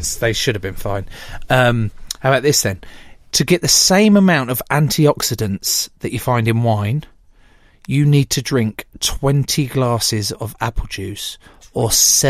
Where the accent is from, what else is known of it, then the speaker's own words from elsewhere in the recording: Speyer, Rhineland-Palatinate, Germany; English is a second language; I'm from Germany. From Speyer.